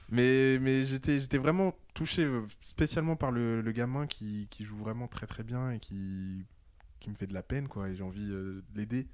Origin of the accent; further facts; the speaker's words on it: Paris, Île-de-France, France; je suis parisien